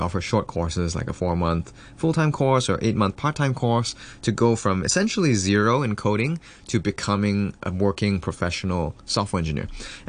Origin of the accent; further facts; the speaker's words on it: Singapore; also born or lived in Hong Kong / United States; After Hong Kong, I moved to the US. I did high school there because my mom got a job there. Of course, I'm Singaporean. I did the army.